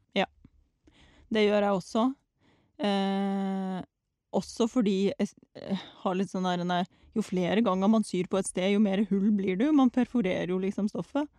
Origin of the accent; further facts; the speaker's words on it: Russia; now in Norway; jeg var hjemme i Russland i eh, ferien